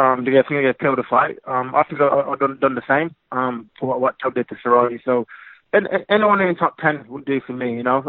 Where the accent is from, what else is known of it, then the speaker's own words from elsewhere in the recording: England, United Kingdom; growing up in England